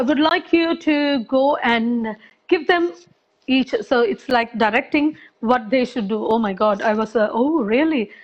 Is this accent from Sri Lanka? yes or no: yes; Sri Lanka; now in London, United Kingdom; I was born in Sri Lanka.